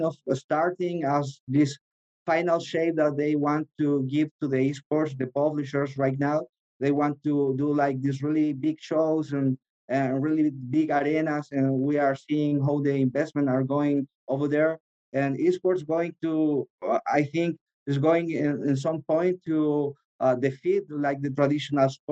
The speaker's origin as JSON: {"language": "English", "country": "Chile", "tie": "born or raised there", "also_born_or_lived": "Los Angeles", "said": "in Chile, because it's my hometown"}